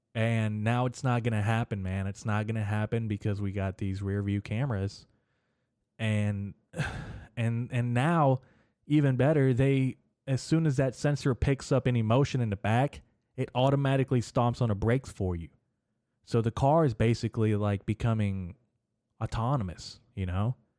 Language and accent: English; Arkansas, United States; in Little Rock in Arkansas, my home state